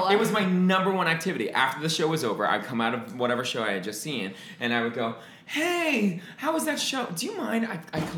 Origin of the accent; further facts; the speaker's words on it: Long Island, New York, United States; I'm from Long Island